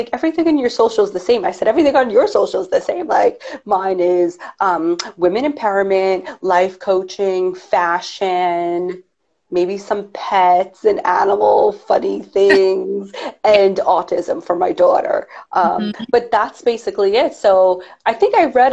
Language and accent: English; New York, United States; I'm a New Yorker